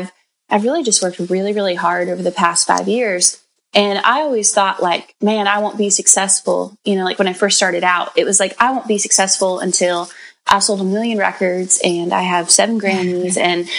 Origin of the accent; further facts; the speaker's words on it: Bakersfield, California, United States; I come from a farm town out in Central California called Bakersfield